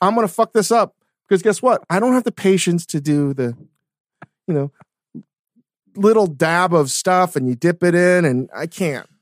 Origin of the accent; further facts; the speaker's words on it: Virginia, United States; growing up in Virginia and the East Coast